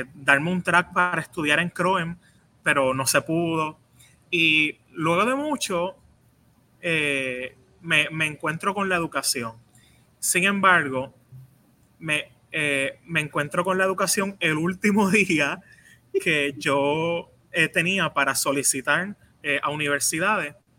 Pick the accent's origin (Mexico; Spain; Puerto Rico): Puerto Rico; San Juan; nací en Llores Torres